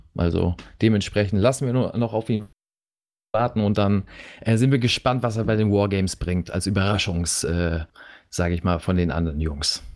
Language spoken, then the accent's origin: German; Germany; bei uns in Deutschland